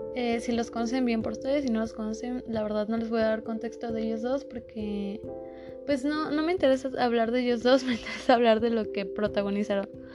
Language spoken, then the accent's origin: Spanish; Mexico; nosotros como mexicanos